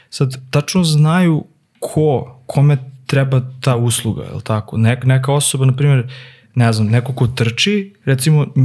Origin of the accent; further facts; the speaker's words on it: Serbia; kod nas u Srbiji